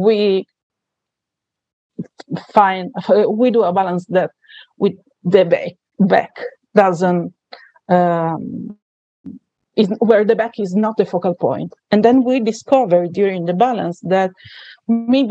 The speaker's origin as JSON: {"language": "English", "country": "Italy", "accent": "Italian", "second_language": "English", "said": "So as you can say from my accent, I am Italian."}